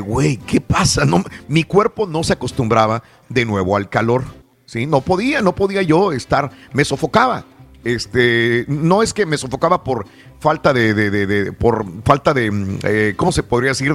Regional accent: northern Tamaulipas, Mexico; also born or lived in South Texas / California / Chicago; now in Houston, United States; soy del norte de Tamaulipas, sur de Texas también. Y es muy caliente. Y yo me crié con una temperatura muy caliente

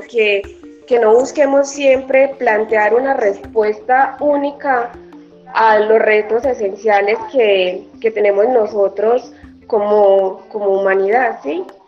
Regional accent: Colombia; como colombianos

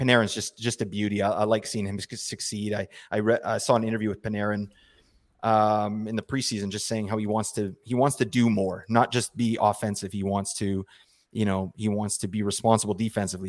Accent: Vancouver, British Columbia, Canada; I'm from Vancouver

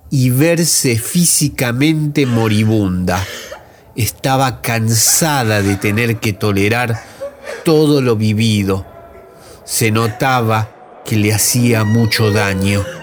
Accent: Buenos Aires, Argentina; de Villa Soldati, un sobreviviente, rebelde y aventurero

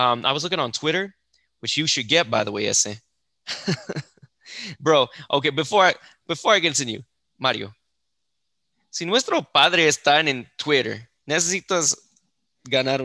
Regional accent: El Paso, Texas, United States; we're from El Paso

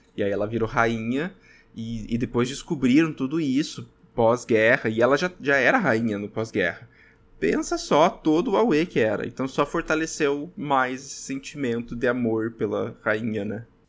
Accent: Brazil; sou eu brasileiro falando

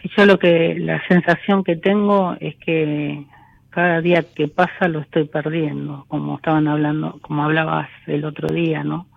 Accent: Florencio Varela, Buenos Aires Province, Argentina; De, de Florencio Varela.

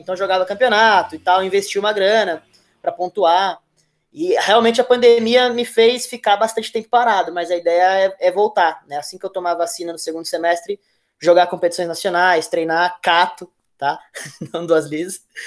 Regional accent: Santo André, São Paulo, Brazil; sou de Santo André, mas a minha família, ela, por parte de pai, né? Minha família, por parte da descendência japonesa, ela é de Mauá.

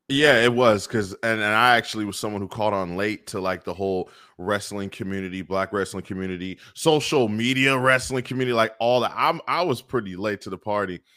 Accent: Bay Area, California, United States; growing up in the Bay Area

